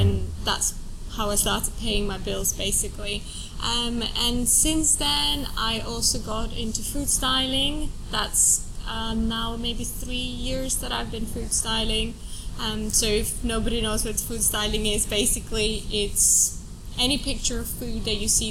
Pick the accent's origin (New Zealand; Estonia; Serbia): Estonia; moved away as an adult; also born or lived in Finland / France / Italy / Brazil; now in United Kingdom; I was born in Estonia. Uh, I come from a Russian family. I grew up in Estonia, and then I went to uni in Finland